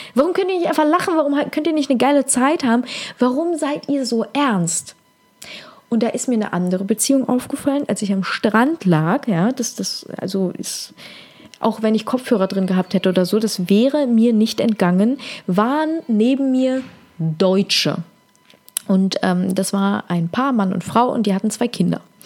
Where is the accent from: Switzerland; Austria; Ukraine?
Ukraine; moved away; Ich bin ja aus der Ukraine, das heißt, ich spreche Russisch